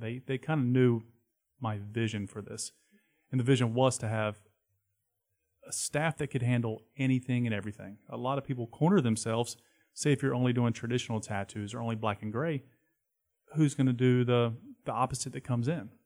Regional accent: Charlotte, North Carolina, United States; I grew up skateboarding in Uptown

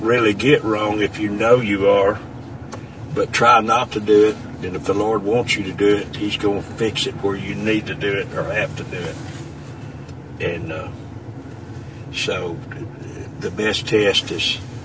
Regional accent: Stuttgart, Arkansas, United States; also born or lived in St. Charles, Arkansas / Beebe, Arkansas; I received the Holy Ghost May the 1st, 1961, in Stuttgart, Arkansas, at the age of 12

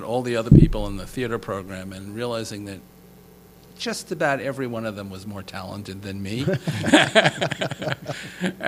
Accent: Levittown, New York, United States; I grew up in Levittown here on Long Island

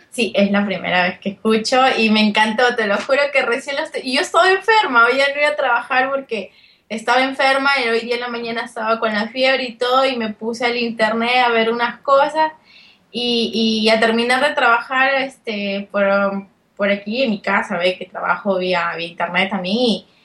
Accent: Peru; moved away as an adult; now in Milan, Italy; como toda peruana con la, con la cabeza bien en alto

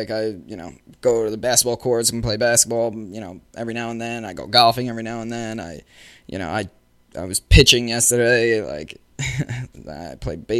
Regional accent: New York City, New York, United States; also born or lived in Middle Village, Queens; I grew up in Woodside.

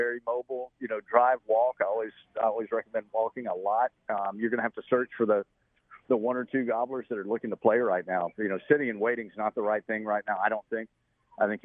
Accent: Western North Carolina, North Georgia, United States; I grew up in the Mount Laurel, steep canyons and mountaintops of North Georgia, Western North Carolina

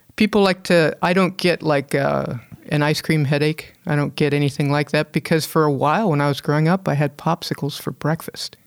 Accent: Hermosa Beach, California, United States; moved away; I grew up in Hermosa Beach, uh, back in the, you know, the sixties and, uh, early seventies

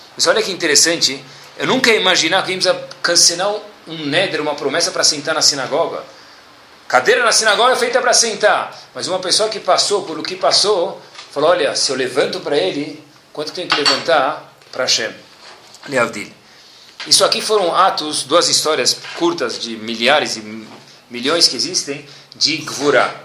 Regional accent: Brazil; a gente mora no país do arroz e feijão

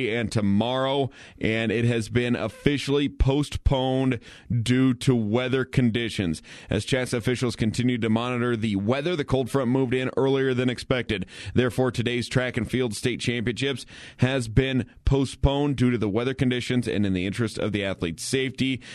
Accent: Kersey, Colorado, United States; growing up in Kersey

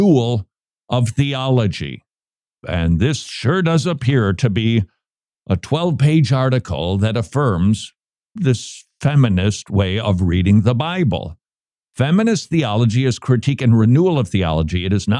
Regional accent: Minneapolis, Minnesota, United States; I grew up in the Twin Cities of Minneapolis, St. Paul

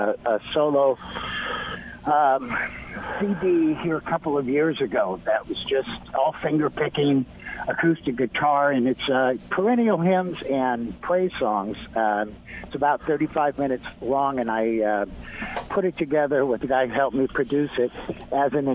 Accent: Oregon, United States; also born or lived in Seattle; now in Nashville, United States; I'm originally from Oregon

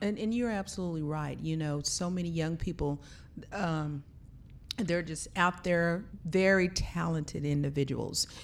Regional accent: Blanchard, Oklahoma, United States; our family, we're traditionally from Blanchard, Oklahoma, small town

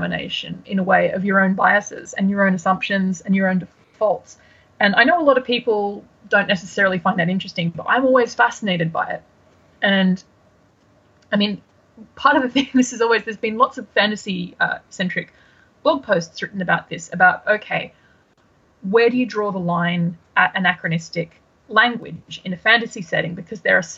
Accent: Australia; also born or lived in Brisbane, Australia / United Kingdom; as an Australian, there is something particularly delightful about throwing off Brits and Americans with various Aussie phrases

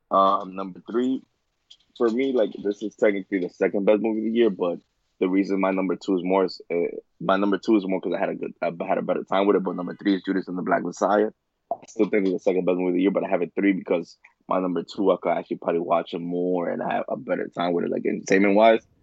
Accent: New York City, New York, United States; I was born in Washington Heights. I was born and raised there. So I moved out when I was 20

